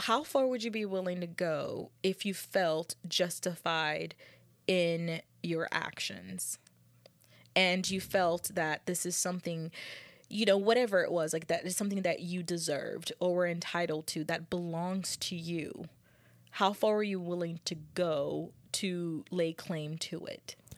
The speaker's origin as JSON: {"language": "English", "country": "United States", "said": "as a United States people, as a American people, as a country"}